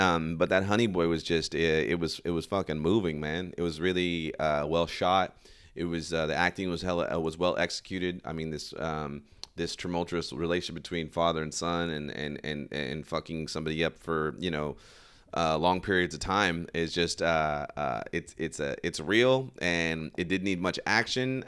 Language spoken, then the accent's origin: English; Sacramento, California, United States; over here in my hometown.